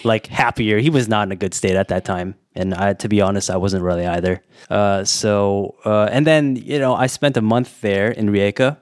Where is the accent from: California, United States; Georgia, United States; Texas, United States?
California, United States; also born or lived in Warsaw, Poland; now in Taiwan; I'm from California